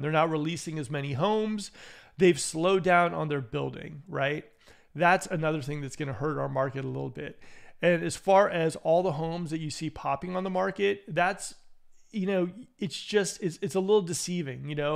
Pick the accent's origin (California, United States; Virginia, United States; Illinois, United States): California, United States; Bay Area; now in Sacramento, United States; I'm originally from the Bay Area